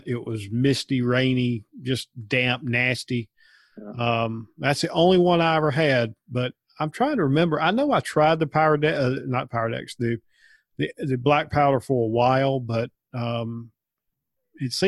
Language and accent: English; North Carolina, United States; Growing up in North Carolina